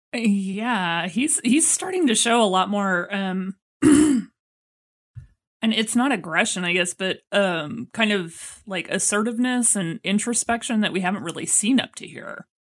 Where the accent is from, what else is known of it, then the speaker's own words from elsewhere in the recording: Texas, United States; I'm from Texas